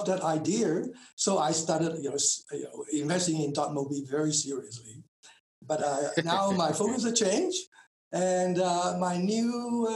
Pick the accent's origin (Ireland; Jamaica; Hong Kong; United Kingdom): Hong Kong; moved away as an adult; also born or lived in Taiwan / United States / Tokyo, Japan; now in Auckland, New Zealand; I was born in Hong Kong.